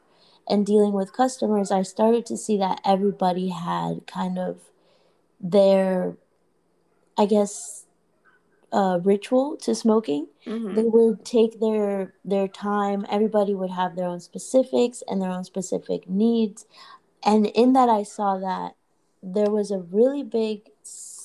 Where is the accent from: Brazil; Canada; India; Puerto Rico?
Puerto Rico; moved away; also born or lived in Orlando; I grew up in Puerto Rico, and in Puerto Rico, my dad, he's been in I guess the smoke shop business